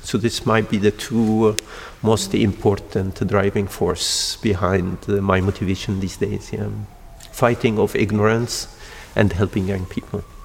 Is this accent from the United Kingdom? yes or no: no; Egypt; also born or lived in Denmark / United States / Australia; now in Porto, Portugal; I'm originally from Egypt, but I'm trained in Denmark and I worked in the United States and in Australia.